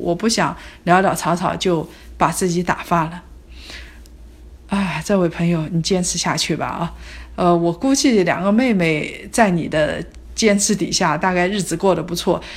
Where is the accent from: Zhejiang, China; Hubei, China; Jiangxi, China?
Zhejiang, China; Hangzhou; 我从小生活在杭州